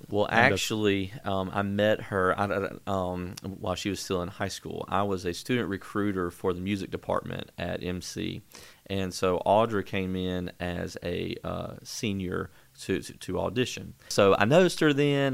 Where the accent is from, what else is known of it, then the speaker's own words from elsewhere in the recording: Brandon, Mississippi, United States; also born or lived in Gulfport, Mississippi / Clinton, Mississippi; I grew up in Mississippi